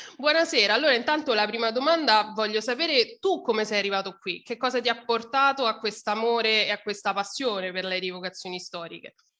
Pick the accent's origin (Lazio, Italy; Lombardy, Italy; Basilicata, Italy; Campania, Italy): Lazio, Italy; Rome; io poi sono di Roma